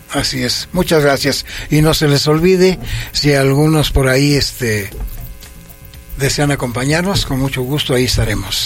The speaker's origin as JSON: {"language": "Spanish", "town": "Toluca", "region": "State of Mexico", "country": "Mexico", "tie": "born or raised there", "also_born_or_lived": "Villa Victoria, State of Mexico", "said": "yo soy nativo del municipio de Villa Victoria. Sí. Y que me desarrollé a, a, partir de los cinco años hasta la fecha en este pueblo que es tan yo lo, lo quiero mucho, que se llama San Mateo Oxtotitlán. Mm. También de Toluca."}